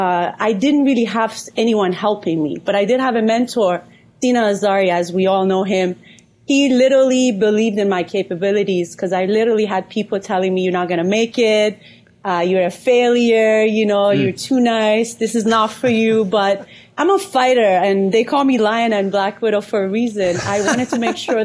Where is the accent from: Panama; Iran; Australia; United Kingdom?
Iran; moved away; also born or lived in California / Atlanta; I'm Persian from Iran. I moved to California in 2010